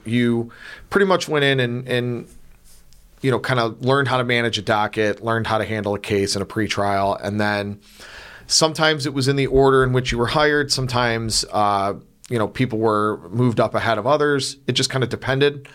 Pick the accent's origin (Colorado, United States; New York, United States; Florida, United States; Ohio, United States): Ohio, United States; North Olmsted; I grew up in North Olmsted